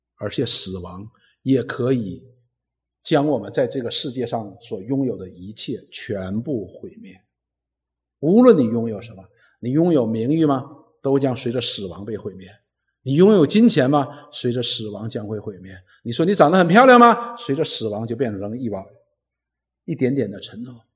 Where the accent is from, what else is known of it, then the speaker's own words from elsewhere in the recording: China; 我们中国人讲入土为安嘛